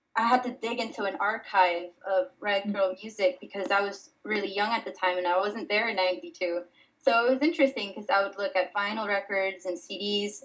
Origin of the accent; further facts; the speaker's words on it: Miami, Florida, United States; also born or lived in Dominican Republic; I was born in the Dominican Republic and raised in Miami, Florida